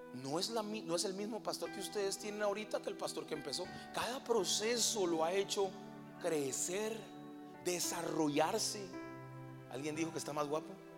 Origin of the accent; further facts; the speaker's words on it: Colombia; moved away as an adult; now in Veracruz, Mexico; soy colombiano